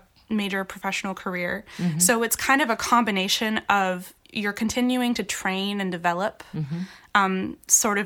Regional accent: Bay Area, California, United States; also born or lived in Boston; now in Portland, United States; I'm from the Bay Area, and I come from a musical family.

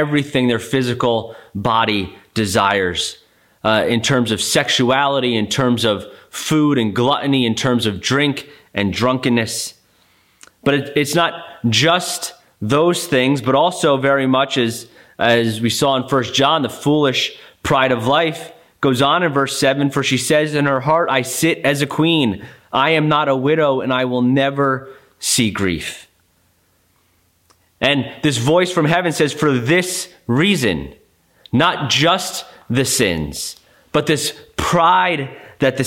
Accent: United States; as American Christians

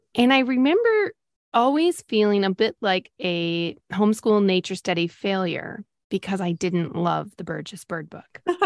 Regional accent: Great Lakes, United States; I grew up on the Great Lakes

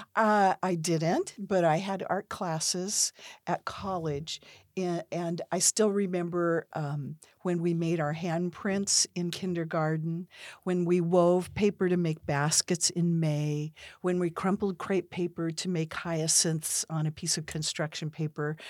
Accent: Pacific Northwest, United States; I grew up in the Pacific Northwest in a family of entrepreneurs

